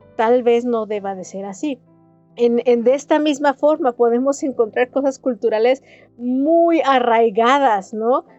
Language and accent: Spanish; Jalisco, Mexico